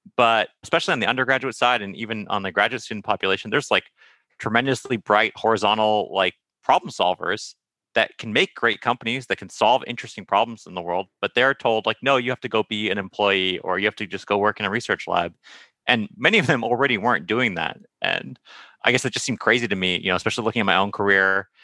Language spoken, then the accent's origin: English; Santa Monica, California, United States; I grew up in Santa Monica